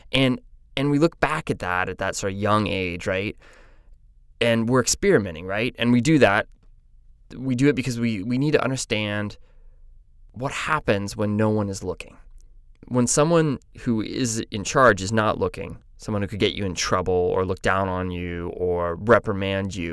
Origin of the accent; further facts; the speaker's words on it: Des Moines, Iowa, United States; I was from Des Moines, Iowa, but I didn't actually know how to pronounce Des Moines.